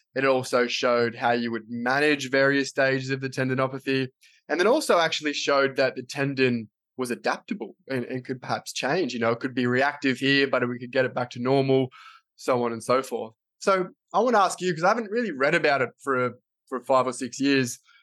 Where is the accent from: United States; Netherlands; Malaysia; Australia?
Australia; I'm an Australian physio